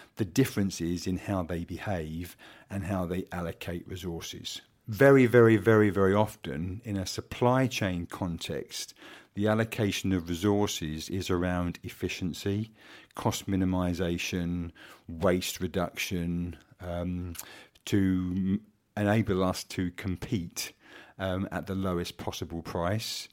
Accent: Kent, South East England, United Kingdom; I am the son of a pig farmer from Kent, not from Norfolk

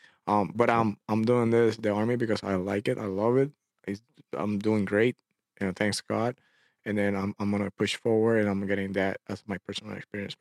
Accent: Puerto Rico; moved away; I'm from Puerto Rico, from the island of Puerto Rico

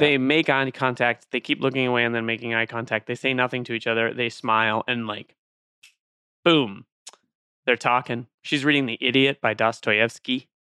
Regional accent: Ireland; I'm Irish

